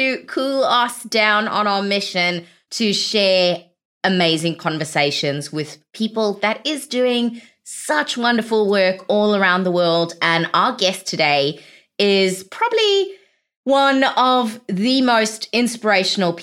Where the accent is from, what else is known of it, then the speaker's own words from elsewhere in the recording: South Africa; moved away; I'm originally from South Africa